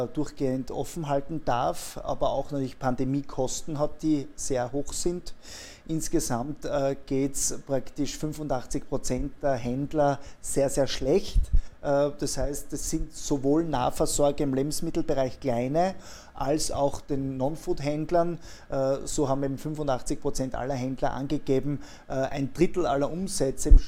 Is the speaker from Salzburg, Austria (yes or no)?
no; Schladming, Styria, Austria; Ich selbst bin gebürtiger Schladminger und bin äh, als Nachbar der Planetalstation aufgewachsen, äh, damit Steirer